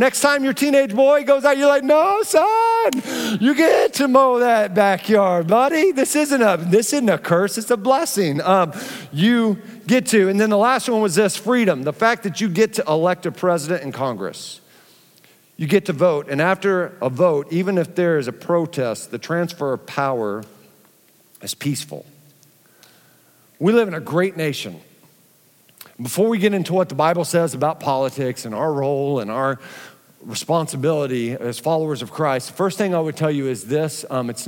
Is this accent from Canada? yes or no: no; Philippines; born there; Um, I was born in the Philippines, not having to fill buckets with water and boiling some over a stovetop was such a big surprise for me.